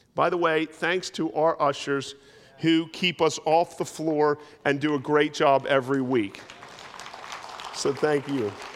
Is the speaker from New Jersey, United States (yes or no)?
yes; New Jersey, United States; where I grew up in South Jersey was, it was pretty rural